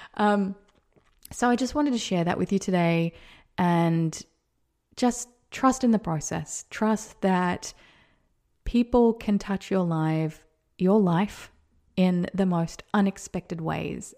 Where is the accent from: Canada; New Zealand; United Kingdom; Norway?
New Zealand; Whanganui, Manawatū-Whanganui; moved away; I was born in Wanganui, New Zealand at nine thirty A M